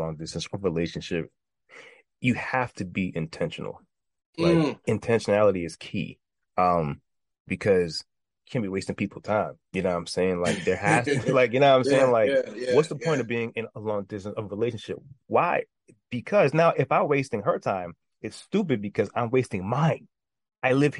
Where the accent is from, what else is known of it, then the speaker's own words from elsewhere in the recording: New York, United States; I'm from New York. As of right now, I'm in New York, born and raised.